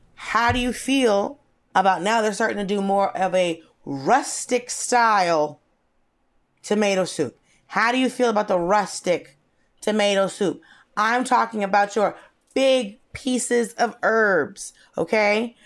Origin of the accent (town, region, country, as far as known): Norcross, Georgia, United States; born or raised there; moved away; also born or lived in Atlanta